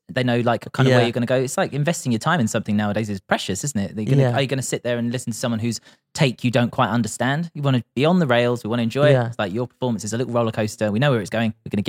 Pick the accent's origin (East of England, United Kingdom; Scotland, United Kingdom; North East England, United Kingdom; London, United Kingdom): East of England, United Kingdom; Grays; because we're just from Grays.